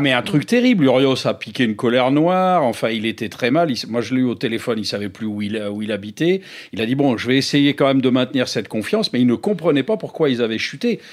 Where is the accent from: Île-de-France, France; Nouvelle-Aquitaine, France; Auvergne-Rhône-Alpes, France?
Nouvelle-Aquitaine, France; La Rochelle; moi, venant de La Rochelle